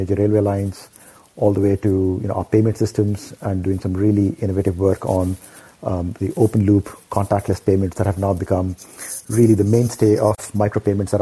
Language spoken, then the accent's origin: English; Ranchi, Jharkhand, India; moved away; I grew up in Ranchi